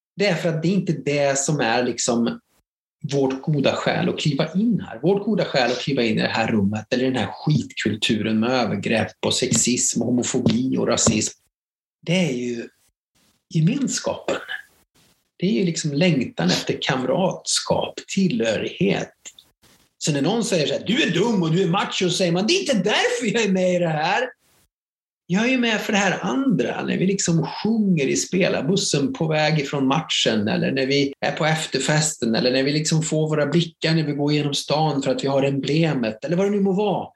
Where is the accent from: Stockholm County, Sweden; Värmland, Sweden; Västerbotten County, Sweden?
Värmland, Sweden; a mill town in; jag är en bruksort från Värmland